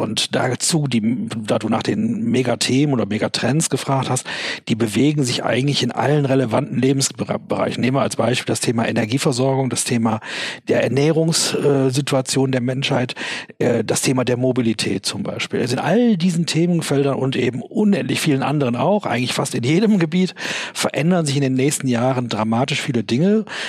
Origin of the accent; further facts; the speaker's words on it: Germany; als Deutscher, als Unternehmer in Deutschland